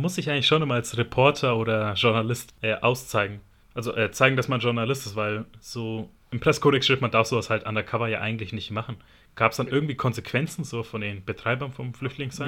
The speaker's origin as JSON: {"language": "German", "country": "Germany", "tie": "born or raised there", "said": "ich bin in Deutschland geboren worden aber meine Mutter ist halt Italienerin"}